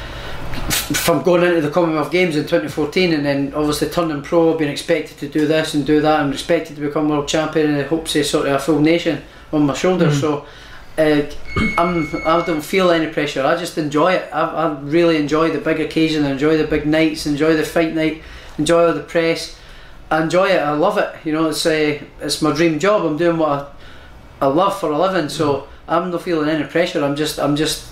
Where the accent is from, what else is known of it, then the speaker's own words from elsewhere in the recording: Prestonpans, Scotland, United Kingdom; I'm from Preston Pans.